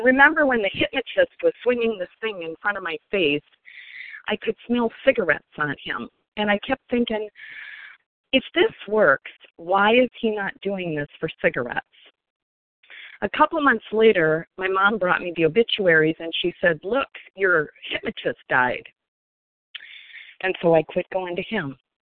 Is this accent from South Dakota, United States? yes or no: yes; Sioux Falls, South Dakota, United States; also born or lived in Minnesota; I grew up in Sioux Falls, South Dakota, as the oldest of five